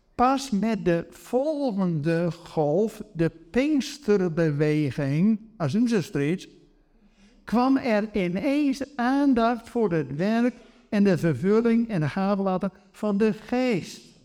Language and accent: Dutch; Netherlands; wij Nederlanders